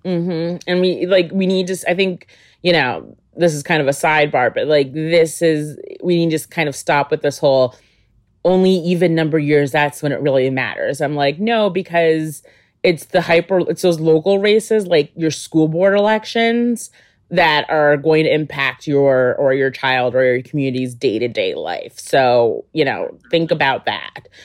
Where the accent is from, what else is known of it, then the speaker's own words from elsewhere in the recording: Albany, New York, United States; I was in Albany, New York, um, which is my hometown.